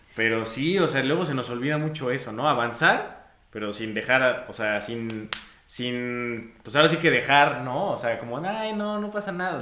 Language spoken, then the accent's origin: Spanish; Mexico; aquí en, nuestro bello México, eh, pues muchos venimos del contexto de la Iglesia Católica